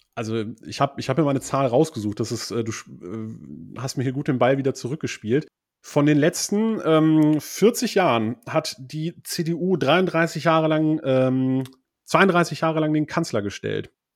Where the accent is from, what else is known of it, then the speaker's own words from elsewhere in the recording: West Germany, Germany; ich kann ja als Westdeutscher